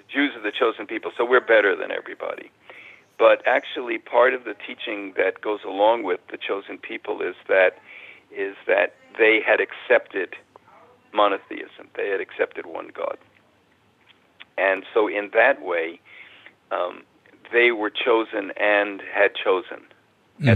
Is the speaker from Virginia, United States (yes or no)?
no; New York City, New York, United States; moved away as an adult; also born or lived in San Francisco; I grew up in the Bronx, in New York City